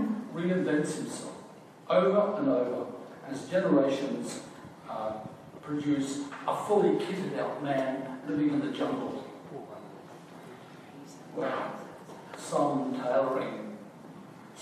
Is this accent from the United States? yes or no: no; Brisbane, Queensland, Australia; also born or lived in Gordonvale, Queensland; I was born in Brisbane in 1938 and started school in Gordon Vale in the Appleton Tableland at the age of six.